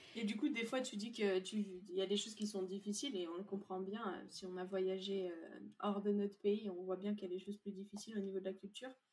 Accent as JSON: {"language": "French", "country": "France", "said": "Moi, en tant que Française"}